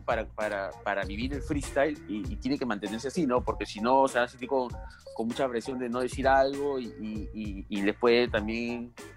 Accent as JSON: {"language": "Spanish", "country": "Peru", "said": "somos peruanos"}